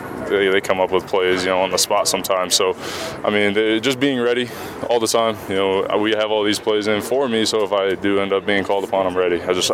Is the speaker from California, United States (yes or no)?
yes; Southern California, United States; moved away; I'm from Southern California, yeah.